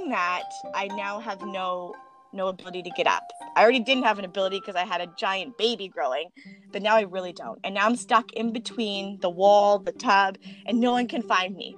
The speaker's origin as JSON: {"language": "English", "town": "Langley", "region": "British Columbia", "country": "Canada", "tie": "born or raised there"}